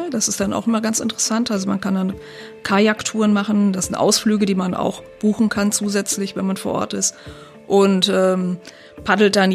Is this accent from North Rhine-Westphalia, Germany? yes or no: yes; North Rhine-Westphalia, Germany; Ich komme jetzt selber aus dem Sauerland, das ist so, so ein bisschen so ähnlich, also vielleicht 500 Meter hoch ungefähr